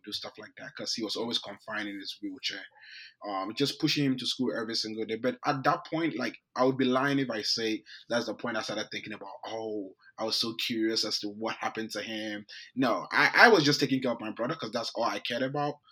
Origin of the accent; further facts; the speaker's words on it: Ghana; moved away; I grew up in Ghana, um, in West mm-hmm. Africa.